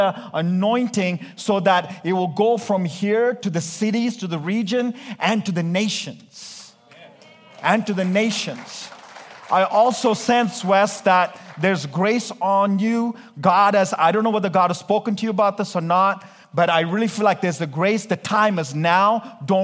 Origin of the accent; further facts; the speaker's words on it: India; I'm Indian. We Indians preach like 2 hours.